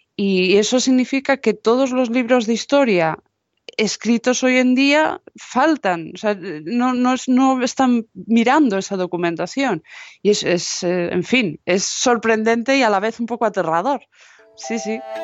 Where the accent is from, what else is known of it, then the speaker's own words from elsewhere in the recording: Galicia, Spain; moved away; yo como gallega